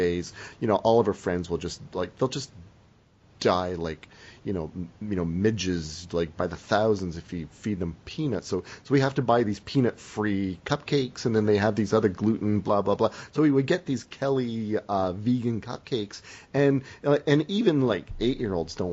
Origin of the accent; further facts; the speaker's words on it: Windsor, Ontario, Canada; moved away as an adult; now in Seattle, United States; now I'm from Windsor